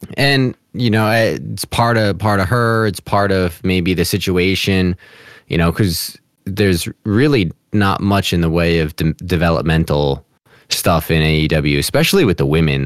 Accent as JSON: {"language": "English", "region": "New Jersey", "country": "United States", "said": "I'm from Jersey"}